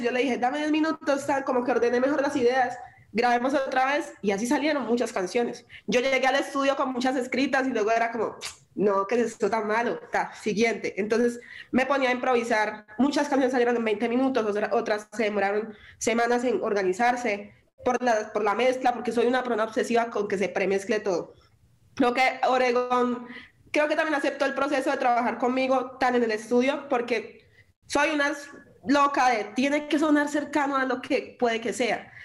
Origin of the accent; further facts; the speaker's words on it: Quibdó, Chocó, Colombia; now in Medellín, Colombia; mi, raíz y mi hogar es en Quibdó